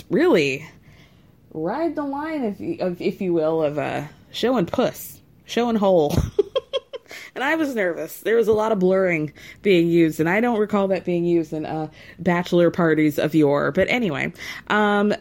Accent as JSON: {"language": "English", "town": "Atlanta", "region": "Georgia", "country": "United States", "said": "I'm from Atlanta"}